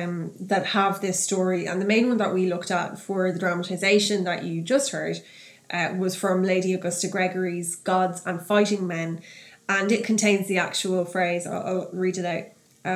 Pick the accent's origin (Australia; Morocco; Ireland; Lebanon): Ireland; Drogheda, Leinster; where are you from? And I said, I'm from Drogheda.